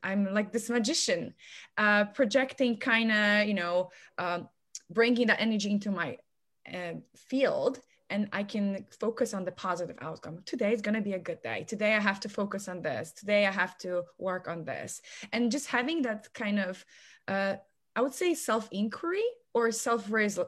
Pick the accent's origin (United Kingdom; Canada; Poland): Poland; moved away as an adult; now in United States; I'm originally from Poland. I've been here in America for almost 11 years.